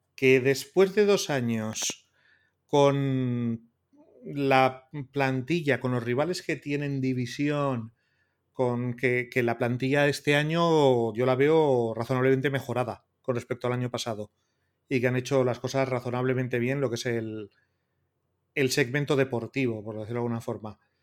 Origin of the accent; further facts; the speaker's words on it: Basque Country, Spain; soy vasco